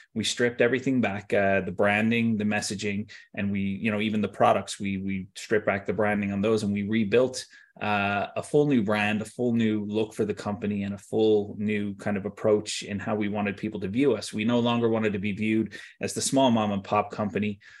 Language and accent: English; Tampa, Florida, United States; moved away as an adult; also born or lived in Wesley Chapel, Florida; now in Ireland; I grew up in Tampa, uh, and then, you know, I spent some time in Wesley Chapel, just outside of Tampa